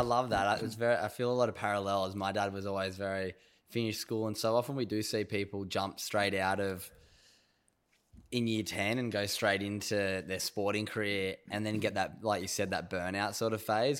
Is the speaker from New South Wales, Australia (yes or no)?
yes; North Narrabeen, New South Wales, Australia; I grew up in North Narrabeen